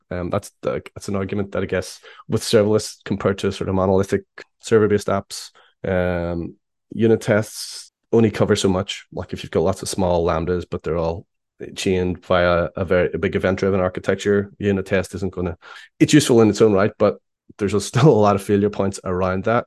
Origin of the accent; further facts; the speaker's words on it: Belfast, Northern Ireland, United Kingdom; I am from Belfast in Ireland.